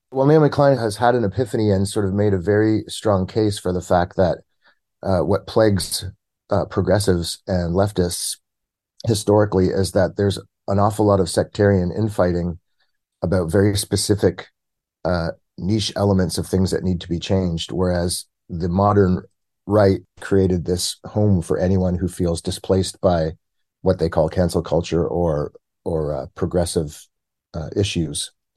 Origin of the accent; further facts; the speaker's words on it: Toronto, Ontario, Canada; I'm based out of Toronto, born and bred in Toronto